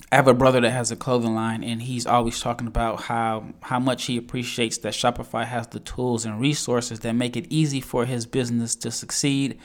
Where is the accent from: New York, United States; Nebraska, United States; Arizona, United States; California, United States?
Nebraska, United States; I am born and raised in Nebraska, a Husker fan